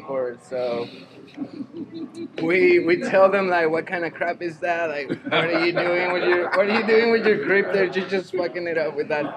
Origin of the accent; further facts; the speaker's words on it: Tijuana, Baja California, Mexico; I'm from Tijuana, Mexico